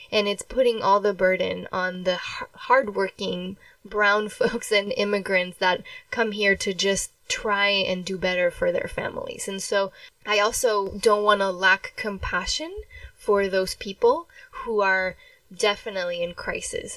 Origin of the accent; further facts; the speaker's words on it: Mexico; moved away; I was born in Mexico